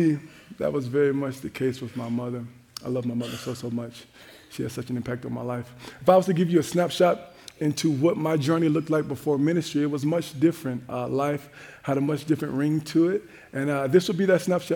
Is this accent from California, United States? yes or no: no; Jacksonville, Florida, United States; now in Minnesota, United States; I'm from Jacksonville, Florida, where we have one season and one temperature that we call hot. To say that life here in Minnesota has been an adjustment